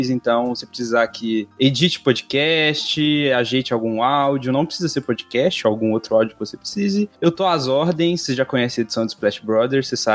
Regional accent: Minas Gerais, Brazil; eu sou de Minas

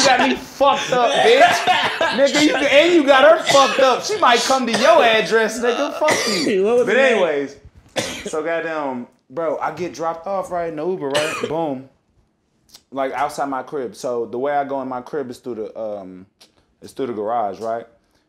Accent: Kentucky, United States; But I'm from Algonquin, too, though.

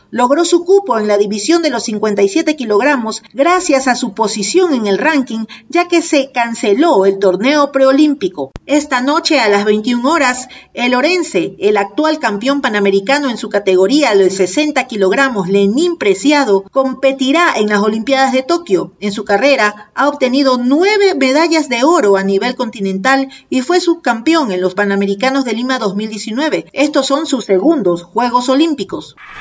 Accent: Ecuador; como ecuatoriana representar a mi país

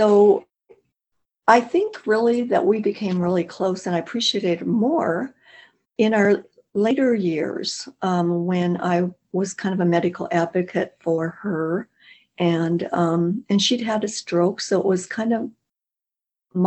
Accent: North Dakota, United States; now in Arizona, United States; North Dakota, we're close to the Canadian border, about 75 miles from Manitoba.

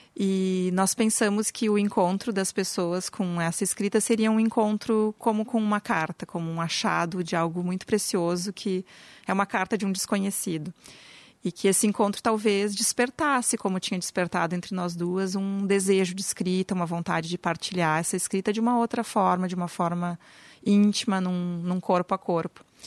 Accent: Brazil; now in Porto Alegre, Brazil; nossa história como brasileiros

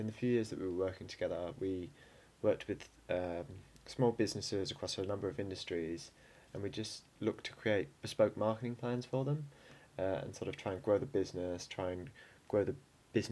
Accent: Melbourne, Victoria, Australia; moved away as an adult; now in London, United Kingdom; I'm originally from Melbourne

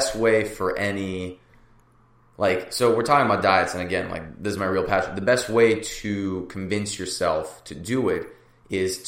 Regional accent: San Francisco, California, United States; I grew up in San Francisco.

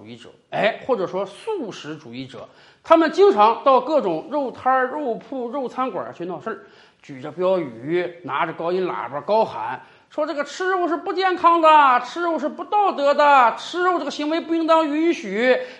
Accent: China; 我们中国人在古代是不吃牛肉的。

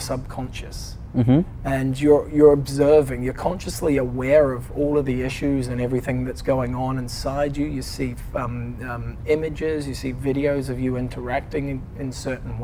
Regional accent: New Zealand; moved away; also born or lived in London; I'm a Kiwi.

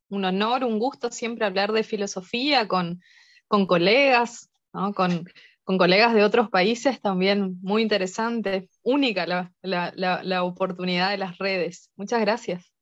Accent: Misiones, Argentina; accent: not porteño; Yo soy de Argentina, eh, soy de, una zona limítrofe, estoy hacia un lado, estoy a 50 kilómetros de Brasil y hacia el otro lado estoy a 50 kilómetros de Paraguay

